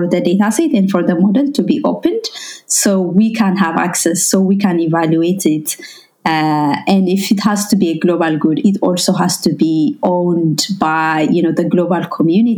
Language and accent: English; Ethiopia; first language Amharic; English is a second language; moved away; I'm originally from Ethiopia.